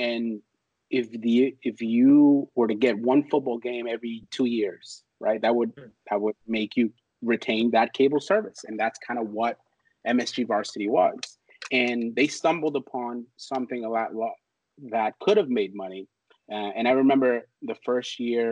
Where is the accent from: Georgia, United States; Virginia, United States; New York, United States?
New York, United States; New York City; That school was actually about 10 minutes away from where I grew up in Harlem